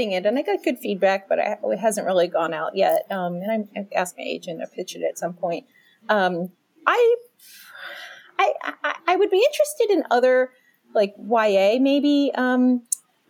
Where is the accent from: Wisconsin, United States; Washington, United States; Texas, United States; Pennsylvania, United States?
Pennsylvania, United States; Philadelphia; now in Chicago, United States; I grew up in Philadelphia